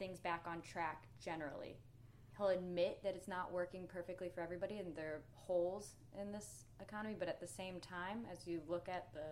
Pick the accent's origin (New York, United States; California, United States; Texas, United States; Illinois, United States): Illinois, United States; Kankakee; My hometown, for example, Kankakee, Illinois